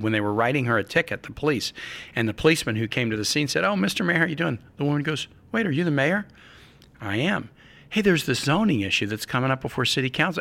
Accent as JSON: {"language": "English", "region": "Midwest", "country": "United States", "said": "I'm a Midwesterner"}